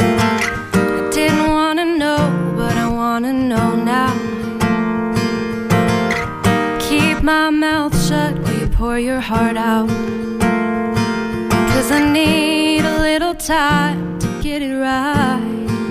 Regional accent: Boulder, Colorado, United States; moved away as an adult; now in Boston, United States; I'm from Boulder, Colorado, and I'm a student at Berklee College of Music in Back Bay, Boston

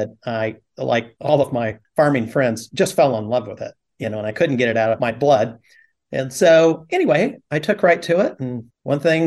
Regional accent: Fresno, California, United States; also born or lived in Huron, California; I was born and raised in Fresno

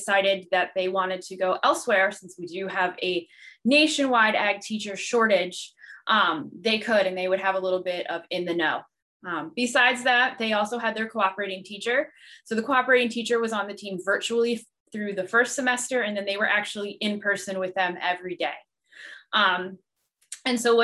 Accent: New Jersey, United States; I am from the great state of New Jersey

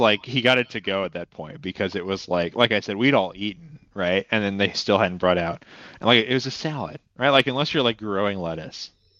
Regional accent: Midwest, United States; I grew up in the Midwest.

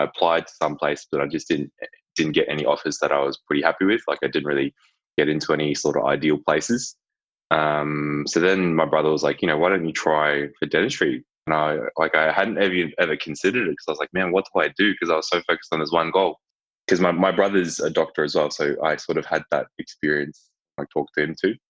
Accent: Melbourne, Victoria, Australia; moved away as an adult; also born or lived in Hong Kong / Gold Coast; now in Townsville, Australia; I was born overseas. I'm from Hong Kong originally. Moved to Melbourne when I was two, and then after I did school

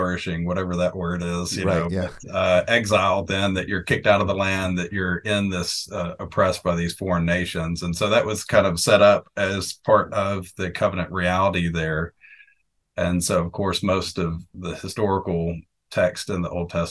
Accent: Arkansas and then Texas, United States; moved away as an adult; also born or lived in Houston, Texas; now in Cheltenham, United Kingdom; I was born and raised in Arkansas and then Texas, so the South.

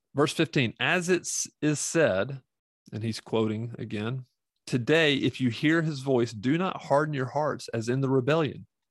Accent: the Bible Belt, United States; I grew up in the Bible Belt

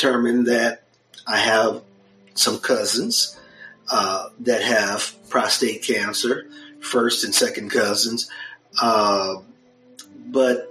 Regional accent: Detroit, Michigan, United States; now in Texas, United States; I grew up in Detroit, Michigan

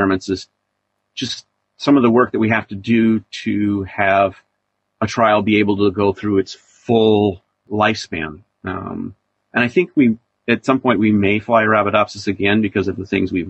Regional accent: Iowa, United States; I grew up in Iowa

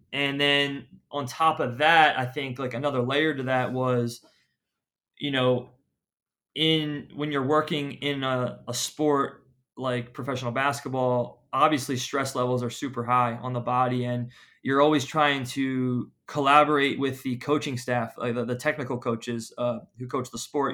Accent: Philadelphia, Pennsylvania, United States; moved away as an adult; also born or lived in Tampa, Florida / Atlanta / Phoenix; I, I'm from Philadelphia.

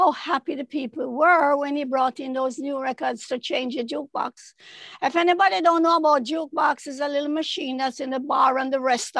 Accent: Kingston, Jamaica; now in United States; I was born in Kingston 13, I think Greenwich Farm. Went to government school until I was about 13

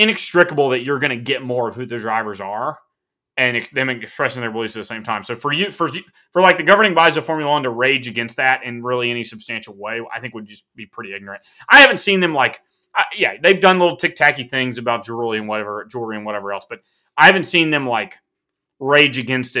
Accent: South Carolina, United States; I'm from South Carolina.

